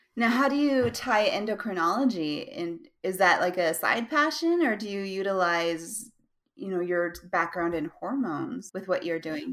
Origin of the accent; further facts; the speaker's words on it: Utah, United States; I'm from Utah.